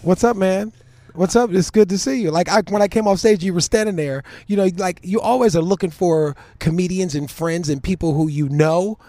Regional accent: Cleveland, Ohio, United States; moved away; I was from Cleveland

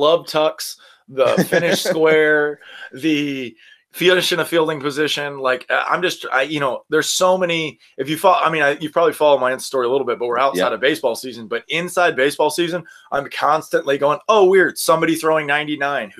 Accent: Destin, Florida, United States; I'm from Destin, Florida, which is like 5 hours from Baton Rouge. And I grew up in the South

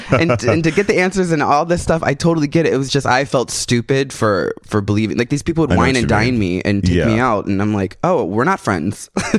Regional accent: San Antonio, Texas, United States; In Texas, San Antonio, Texas.

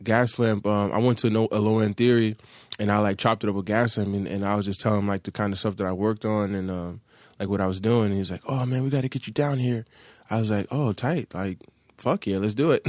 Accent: Hackensack, New Jersey, United States; moved away as an adult; now in Los Angeles, United States; I'm from Hackensack, New Jersey, Bergen

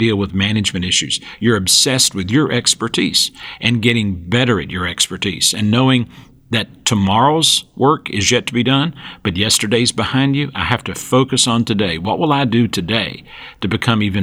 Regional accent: Western North Carolina, rural North Georgia, United States; I grew up, and you can tell by my accent, in the rural part of North Georgia, Western North Carolina

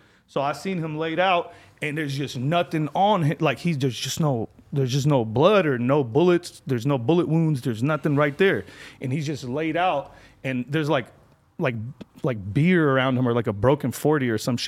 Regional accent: Lebanon; moved away; I'm from Lebanon

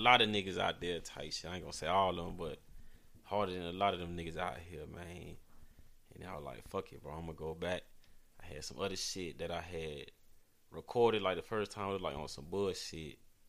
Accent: Houston, Texas, United States; now in San Diego, United States; I'm motherfucking from Houston, Texas

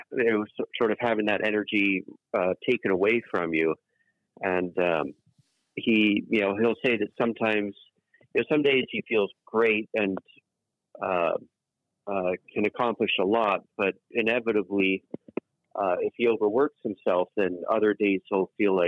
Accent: England, United Kingdom; born there; So as we've now established, we are, I am English born, 100% English blood. And in England, it's very common for houses to have names as their official address.

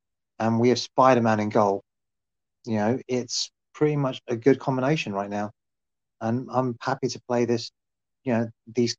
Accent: United Kingdom; maybe because I'm British

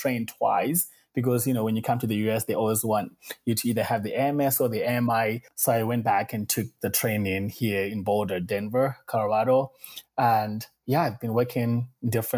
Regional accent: Zimbabwe; moved away as an adult; also born or lived in Beijing, China; I grew up in Zimbabwe, went to school in Zimbabwe, and after high school, went to university

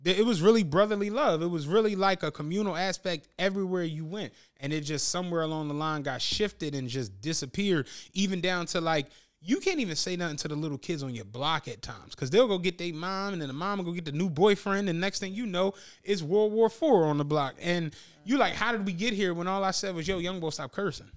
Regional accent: Philadelphia, Pennsylvania, United States; I'm from Philly.

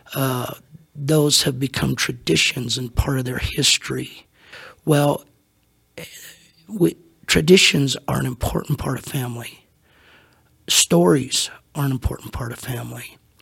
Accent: Hutchinson, Kansas, United States; also born or lived in Salina, Kansas; When I was three, God called my parents to Hutchinson, Kansas. And so basically, all I know is the ministry. They were there for 44 years

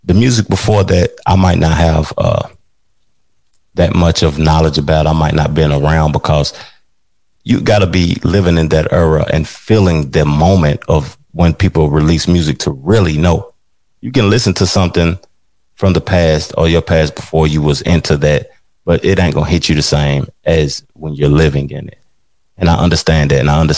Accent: Tennessee, United States; I'm from Tennessee

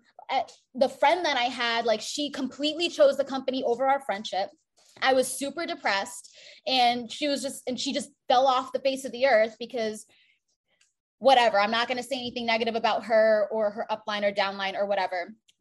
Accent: South Florida, United States; I grew up in a predominantly white neighborhood in South Florida

